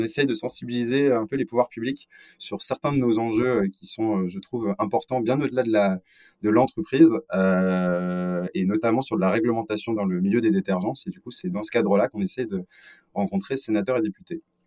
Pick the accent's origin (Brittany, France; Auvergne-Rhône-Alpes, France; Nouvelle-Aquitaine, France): Auvergne-Rhône-Alpes, France; Lyon; je suis originaire de Lyon